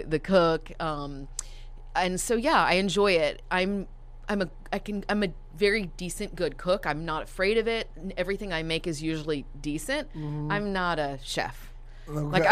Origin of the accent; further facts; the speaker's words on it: Dallas, Texas, United States; also born or lived in Toronto, Canada; I have lived here since I was about 5.5, 6 years old